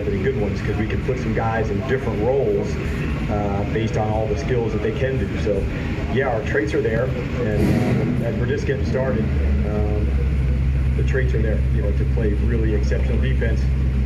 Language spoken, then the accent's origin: English; New Jersey, United States; when I was growing up in the 80s, and I was a Giants guy growing up in New Jersey